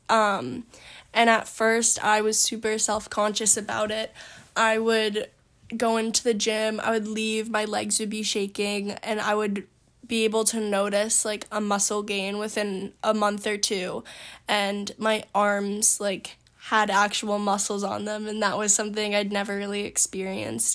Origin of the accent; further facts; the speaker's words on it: Maine, United States; also born or lived in Portland, Maine / York, Maine / Yarmouth, Maine; I've lived in Maine my whole life